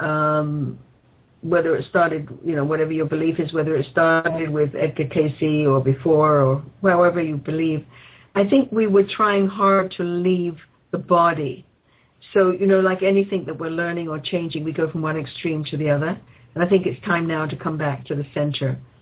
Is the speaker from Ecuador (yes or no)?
no; England, United Kingdom; now in Canada; I grew up in England